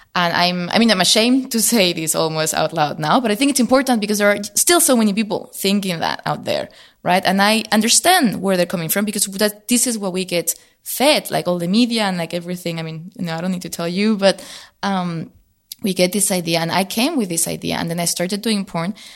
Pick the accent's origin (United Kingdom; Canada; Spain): Spain; moved away as an adult; now in Berlin, Germany; I grew up originally in Spain, so I moved to Berlin.